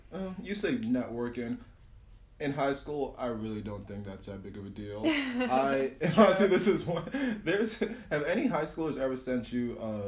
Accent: West Windsor, New Jersey, United States; I come from West Windsor. Yeah, I could face anything.

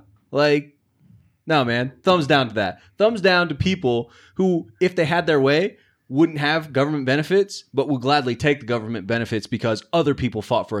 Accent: Roy, Utah, United States; I grew up in Roy.

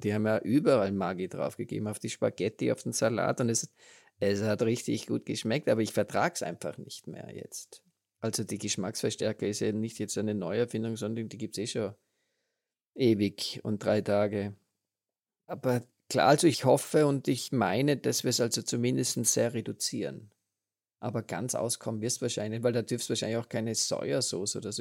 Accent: Austria; bei uns in Österreich

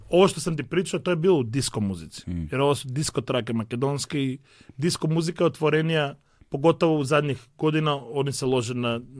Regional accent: North Macedonia; ja sam artist sad iz Makedonije

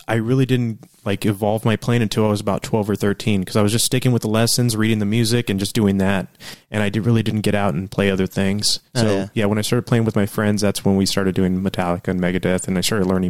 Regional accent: San Antonio, Texas, United States; also born or lived in Uvalde, Texas; And then my parents moved over here when I was 9 months old or something. Yeah, I grew up in San Antonio.

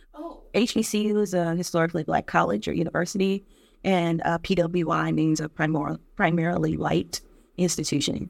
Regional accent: Detroit, Michigan, United States; a little girl growing up in Detroit

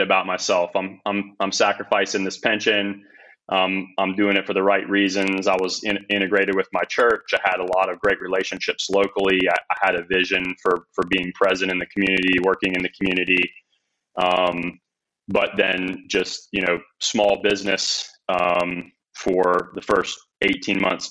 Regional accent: Northern Alabama, United States; I was born and raised in Northern Alabama

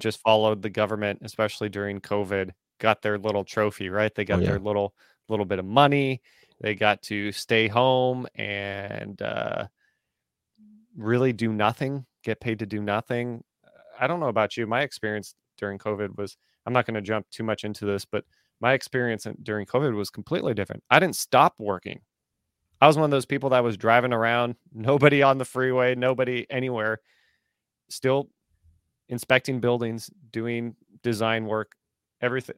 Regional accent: United States; the fundamental upbringing that I had as an American

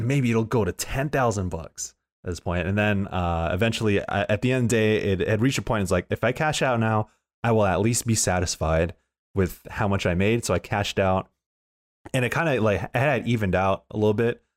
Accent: San Diego, California, United States; moved away as an adult; now in San Francisco, United States; I'm from Southeast San Diego

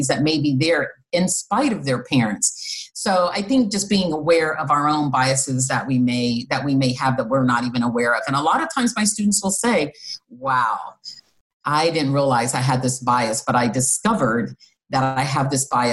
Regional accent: Midwest, United States; moved away as an adult; I came from the Midwest.

